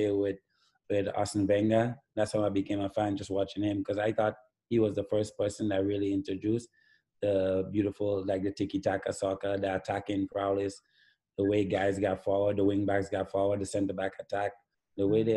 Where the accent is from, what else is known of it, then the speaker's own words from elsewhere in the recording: Grenada; even as a young boy growing up in Grenada